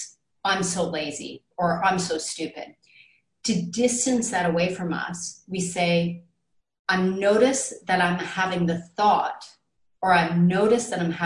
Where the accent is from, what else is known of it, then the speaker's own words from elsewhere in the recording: Canada; moved away; I'm Canadian